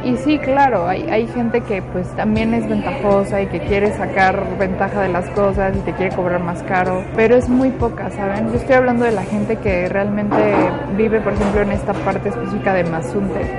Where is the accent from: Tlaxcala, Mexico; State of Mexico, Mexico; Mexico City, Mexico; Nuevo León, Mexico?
Mexico City, Mexico; yo soy originaria de la Ciudad de México